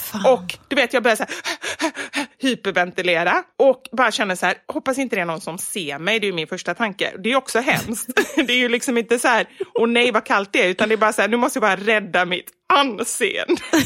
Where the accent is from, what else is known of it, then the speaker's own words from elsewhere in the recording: Gothenburg, Västra Götaland, Sweden; accent: Gothenburg dialect (göteborgska); now in Stockholm, Sweden; Och sen är jag faktiskt nöjd med göteborgskan också.